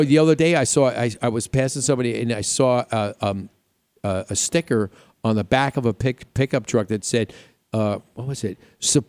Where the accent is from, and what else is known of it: New York, United States; born or raised there; moved away